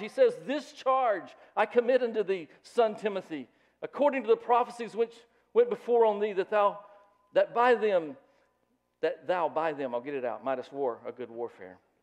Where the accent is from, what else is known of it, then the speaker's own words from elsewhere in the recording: the South, United States; I grew up in the South